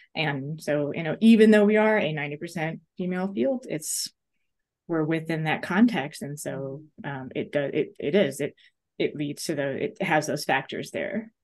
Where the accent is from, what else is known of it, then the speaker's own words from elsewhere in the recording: New York, United States; now in Missouri, United States; I grew up in New York